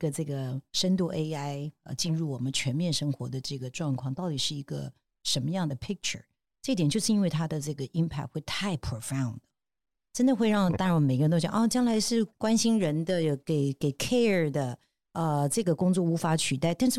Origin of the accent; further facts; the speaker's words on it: Taiwan; 那我觉得也同样的，我们台湾人是不是视野都可以更宽广，包括看超过台北，那也包括海外的别的市场啊。